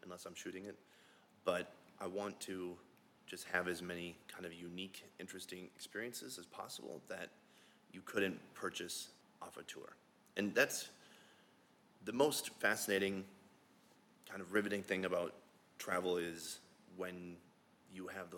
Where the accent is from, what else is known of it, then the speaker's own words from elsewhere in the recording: Minnesota, United States; moved away as an adult; now in South Korea; Yeah, so I'm from Minnesota originally, and when I was about 24, I moved to Korea.